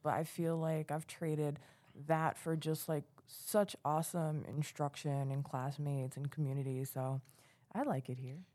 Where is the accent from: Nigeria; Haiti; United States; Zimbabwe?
United States; New York City, New York; moved away as an adult; now in Plattsburgh, United States; I'm also from New York City